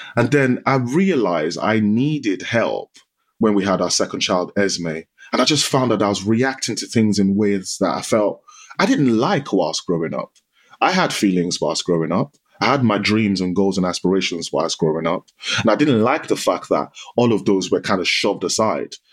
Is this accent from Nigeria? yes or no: yes; Nigeria; moved away; I grew up in Nigeria. So I spent half my life in Nigeria, and it was a typical Nigerian Yoruba household.